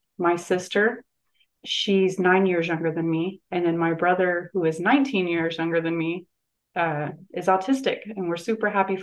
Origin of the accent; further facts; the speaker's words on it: Tulsa, Oklahoma, United States; I grew up in Tulsa, Oklahoma